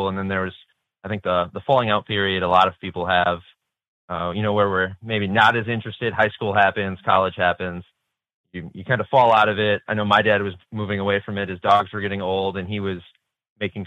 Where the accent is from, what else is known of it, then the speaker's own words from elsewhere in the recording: Stevens Point, Wisconsin, United States; from Central Wisconsin, Stevens Point, Wisconsin.